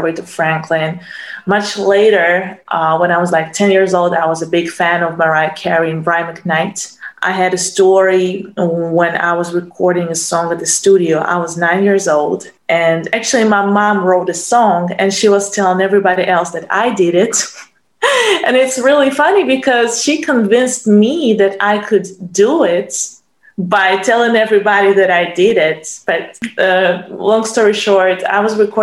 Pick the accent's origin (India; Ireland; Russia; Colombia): Russia; I was born here in Russia